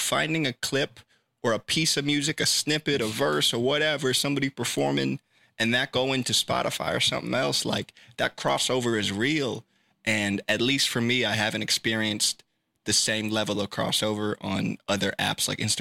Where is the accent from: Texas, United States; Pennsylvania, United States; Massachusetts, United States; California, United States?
California, United States; Sacramento; I'm born and raised in Sacramento and I live 3 minutes from my studio